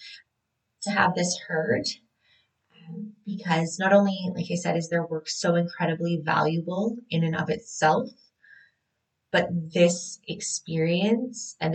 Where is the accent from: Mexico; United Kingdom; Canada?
Canada; a Canadian birth worker